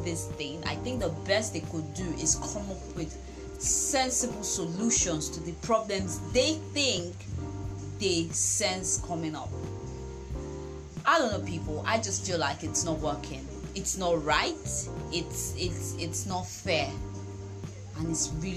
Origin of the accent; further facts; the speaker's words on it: Nigeria; We as Nigerian youth